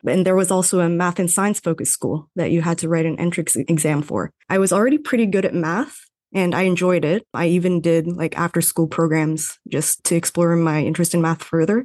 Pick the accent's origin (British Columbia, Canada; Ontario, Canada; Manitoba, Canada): Ontario, Canada; Toronto; first language Tagalog; English is a second language; moved away as an adult; also born or lived in Vancouver / Calgary; I was born in Toronto, but I grew up in a Filipino household. So I actually learned Tagalog first and I learned English in school